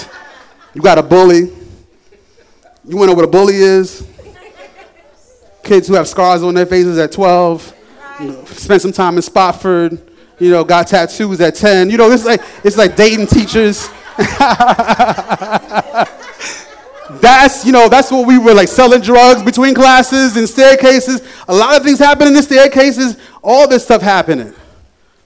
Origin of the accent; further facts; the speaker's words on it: New York, United States; moved away